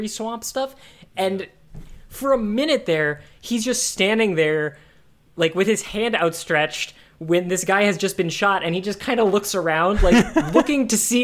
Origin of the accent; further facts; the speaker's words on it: United States; I'm a stupid American